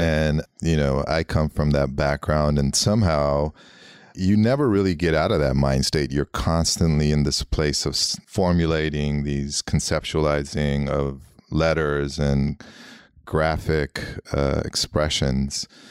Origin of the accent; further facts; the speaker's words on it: Los Angeles, California, United States; first language Armenian; English is a second language; growing up in L A, you know, in Hollywood